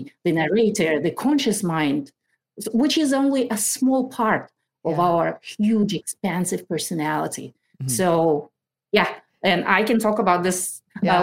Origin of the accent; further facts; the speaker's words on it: Kazakhstan; moved away as an adult; now in Maple Valley, United States; I lived in that country through 2012. In August 2012, we moved to the US